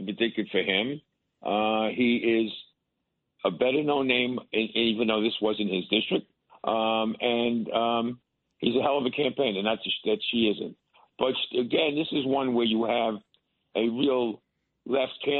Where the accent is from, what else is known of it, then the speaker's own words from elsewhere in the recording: New York City, New York, United States; as a New Yorker